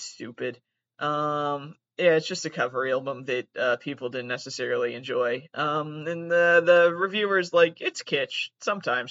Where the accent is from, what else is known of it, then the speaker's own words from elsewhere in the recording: Massachusetts, United States; accent: Wisconsin; I'm from Massachusetts